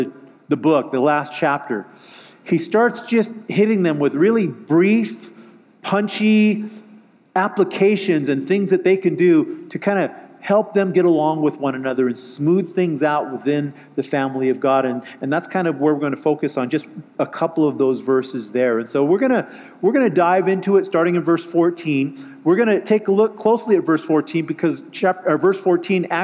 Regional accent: just outside of Los Angeles, California, United States; I'm from California, just outside of Los Angeles

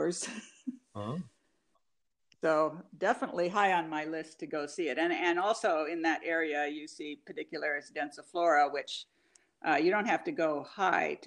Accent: Southern Oregon, United States; also born or lived in Bainbridge Island, Washington; now in Olympic Peninsula, Washington, United States; I grew up in Southern Oregon

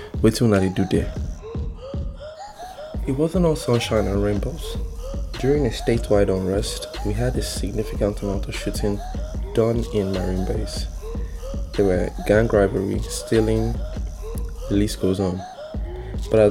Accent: Port Harcourt, Rivers State, Nigeria; growing up here in Nigeria was sweet

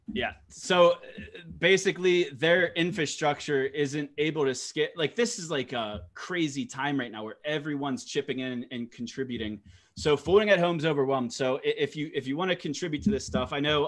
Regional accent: United States; I'm American

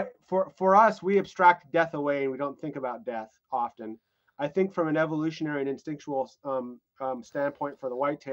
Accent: North Dakota, United States; I was growing up in North Dakota

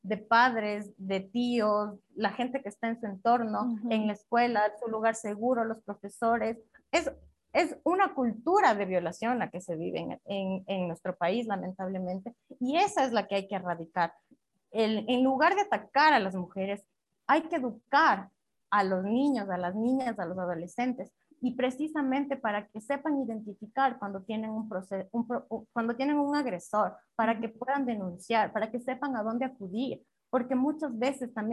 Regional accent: Riobamba, Chimborazo, Ecuador; Yo soy de una ciudad pequeña, yo soy de Riobamba, yo crecí en un colegio católico, solo de mujeres y de monjas

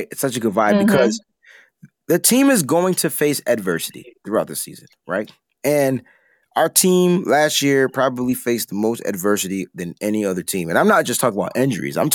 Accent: East Coast, United States; I'm from the East Coast, so growing up, whenever I would hear about San Francisco, it was rice roni

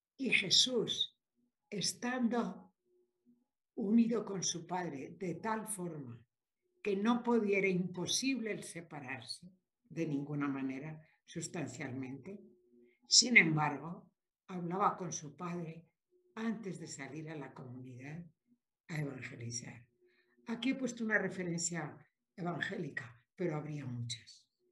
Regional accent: Spain; moved away; also born or lived in Mexico; por nacimiento soy española

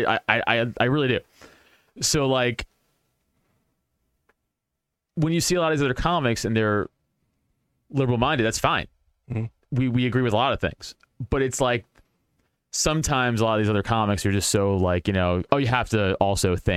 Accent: New York City, New York, United States; I'm from Staten Island, from a decent middle-class part of Staten Island.

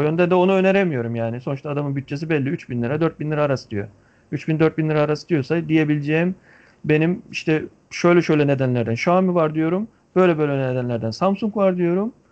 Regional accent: Antalya, Turkey; bir Antalyalı olarak

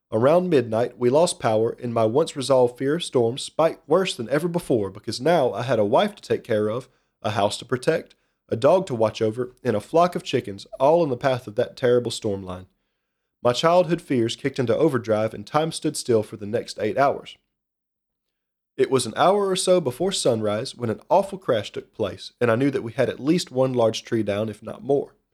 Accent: Kirkwood, Missouri, United States; accent: slight Midwestern; little town called Kirkwood, Missouri, just outside of St. Louis. How, then, you might ask, does my accent sound like I was raised in the middle of the woods in rural who knows where?

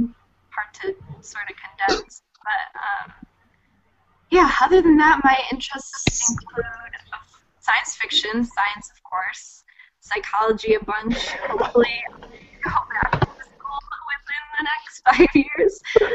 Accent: Chicagoland area, Illinois, United States; I'm from the Chicagoland area.

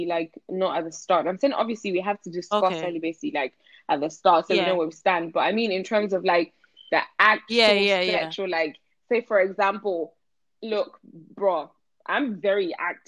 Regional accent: Nigeria; I'm from Nigeria

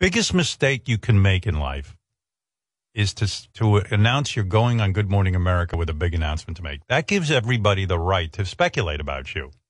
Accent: Northeast, United States; I grew up in the Northeast

